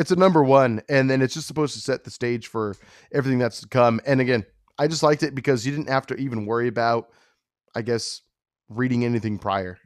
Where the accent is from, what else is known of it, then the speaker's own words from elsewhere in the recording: California, United States; I'm from California, born and raised